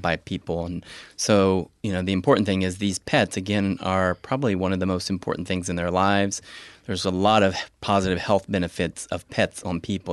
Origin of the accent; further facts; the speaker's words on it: rural Appalachian West Virginia, United States; moved away as an adult; now in Columbus, United States; I, came from a rural Appalachian, West Virginia